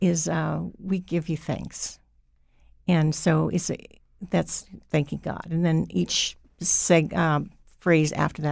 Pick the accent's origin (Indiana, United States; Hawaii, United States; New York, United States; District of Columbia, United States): Hawaii, United States; Because I wasn't raised in Mohegan. I was raised in Hawaii. My mother was Mohegan. My father was Hawaiian.